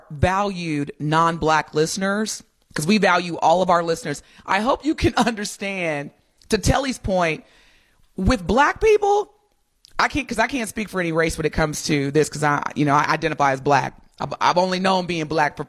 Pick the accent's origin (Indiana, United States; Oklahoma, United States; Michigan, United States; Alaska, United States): Indiana, United States; Southern; I grew up in Southern Indiana